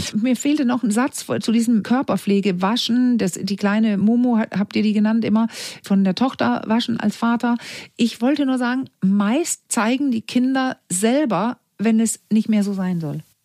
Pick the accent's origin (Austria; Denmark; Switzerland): Denmark; German is a second language; moved away; ich als Dänin, ich bin in Dänemark groß geworden, ich bin Dänin